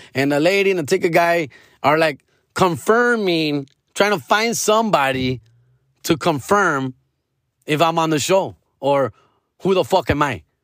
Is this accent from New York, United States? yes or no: no; California, United States; I am from Cali and I live and die in Cali